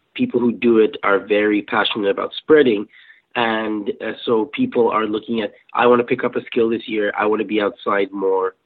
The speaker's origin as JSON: {"language": "English", "country": "Kenya", "tie": "born or raised there", "moved": "yes", "said": "I grew up in Kenya"}